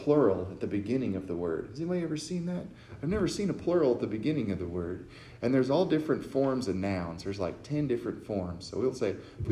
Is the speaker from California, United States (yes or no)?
no; Texas, United States; I'm from Texas. I got a different upbringing from people.